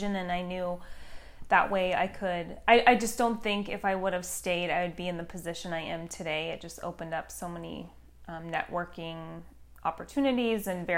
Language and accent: English; Battle Ground, Washington, United States; moved away as an adult; also born or lived in Portland, Oregon / Vancouver, Washington; I was born in Portland, Oregon, lived in Vancouver, Washington until I was 5, and then we moved to a small country town in Washington called Battleground